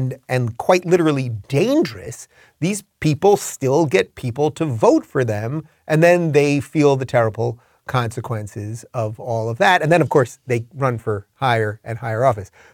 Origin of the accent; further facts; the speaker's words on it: Long Island, New York, United States; I'm from Long Island